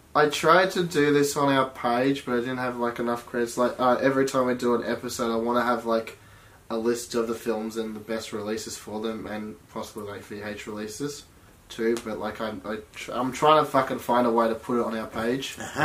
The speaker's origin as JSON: {"language": "English", "town": "Melbourne", "region": "Victoria", "country": "Australia", "tie": "born or raised there", "said": "I was born in Sandringham Hospital. Sandy Hospital in 91. At 9:07:06."}